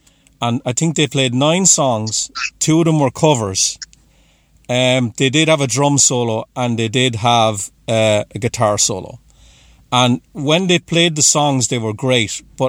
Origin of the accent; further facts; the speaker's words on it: Waterford, Munster, Ireland; moved away as an adult; also born or lived in Dublin, Ireland; I'm from Waterford in Southern Ireland, but I lived in Dublin for 20 years.